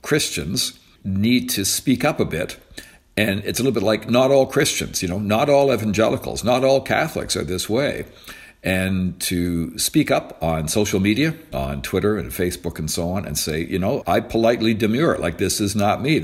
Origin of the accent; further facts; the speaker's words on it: Canada; also born or lived in United States; I'm a Canadian